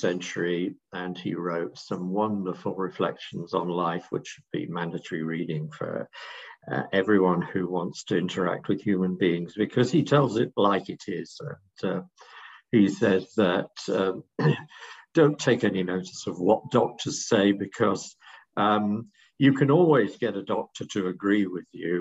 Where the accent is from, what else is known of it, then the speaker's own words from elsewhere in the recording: England, United Kingdom; I'm speaking, of course, as an Englishman